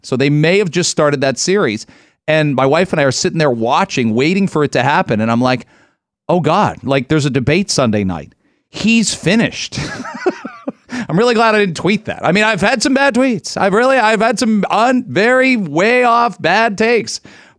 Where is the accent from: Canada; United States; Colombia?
Canada; Ontario; growing up in Ontario my whole life